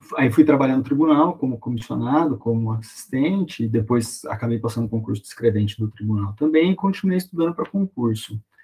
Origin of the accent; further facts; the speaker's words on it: interior of São Paulo, Brazil; moved away as an adult; sou do interior de São Paulo, fui para a capital para estudar